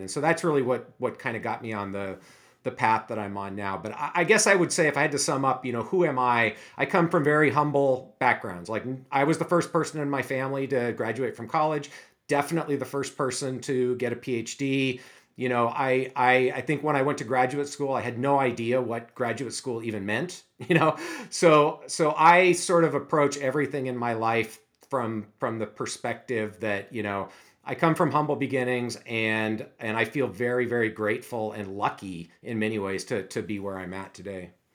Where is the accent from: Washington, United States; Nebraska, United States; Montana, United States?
Washington, United States; Seattle; also born or lived in Erie, Pennsylvania; I grew up in the Seattle area, actually not too far from the University of Washington